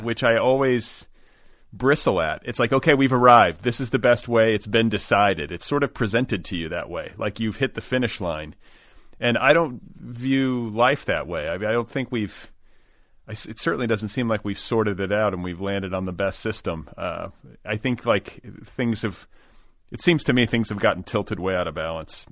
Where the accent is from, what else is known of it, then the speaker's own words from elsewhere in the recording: Los Angeles, California, United States; as a Los Angelino